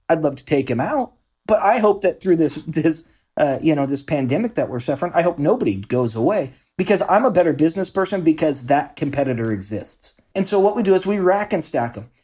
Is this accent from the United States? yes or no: yes; Salem, Oregon, United States; born and raised in Salem, Oregon